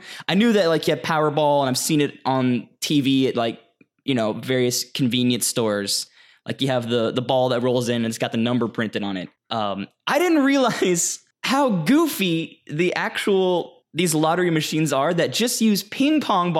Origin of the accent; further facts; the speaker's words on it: Texas, United States; also born or lived in Louisiana; I was raised in Texas and Louisiana, and that sentiment was common among my elder peers.